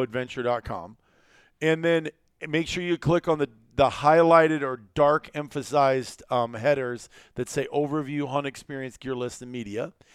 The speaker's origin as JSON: {"language": "English", "region": "Iowa", "country": "United States", "tie": "born or raised there", "moved": "as an adult", "said": "Iowa, growing up. I left there in eighteen when I was eighteen years old"}